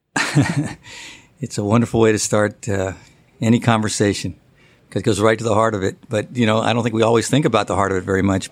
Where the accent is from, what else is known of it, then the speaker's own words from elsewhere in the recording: San Francisco, California, United States; I grew up in San Francisco